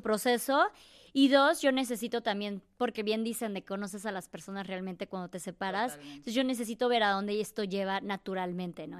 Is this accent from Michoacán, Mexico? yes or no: no; Chiapas, Mexico; moved away; soy de Chiapas, tengo 36 años, soy viajera